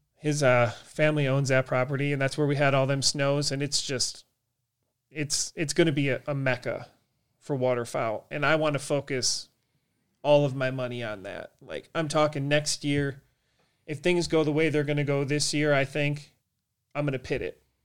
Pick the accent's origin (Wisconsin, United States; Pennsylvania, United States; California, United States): Wisconsin, United States; Horicon Marsh; I grew up on the Horicon Marsh in Wisconsin